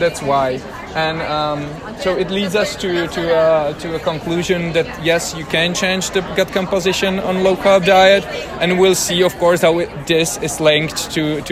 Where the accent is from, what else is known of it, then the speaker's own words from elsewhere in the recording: Prague, Czechia; I'm from Prague, Czechia, in Europe